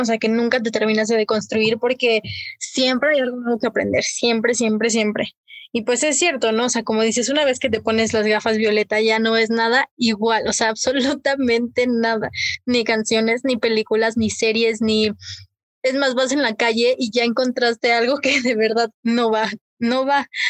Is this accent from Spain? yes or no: no; Mexico; así lo siento como mexicana